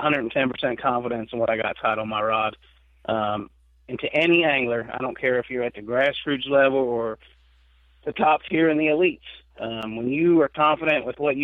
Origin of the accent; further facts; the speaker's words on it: United States; growing up on the Ohio River